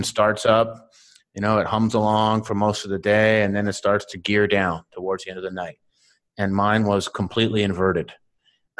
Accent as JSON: {"language": "English", "town": "Winnipeg", "region": "Manitoba", "country": "Canada", "also_born_or_lived": "Silicon Valley", "moved": "yes", "said": "I'm from Winnipeg."}